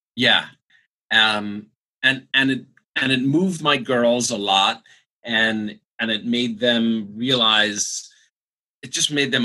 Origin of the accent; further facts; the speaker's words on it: United States; we said, America